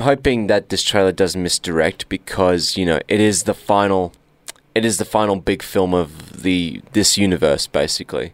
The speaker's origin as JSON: {"language": "English", "country": "Australia", "said": "We're Australian"}